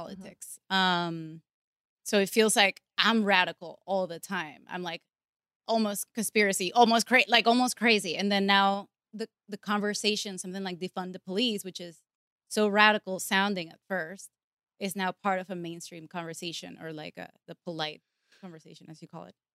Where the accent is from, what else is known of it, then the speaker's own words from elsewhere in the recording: Venezuela; English is a second language; moved away; I come from Venezuela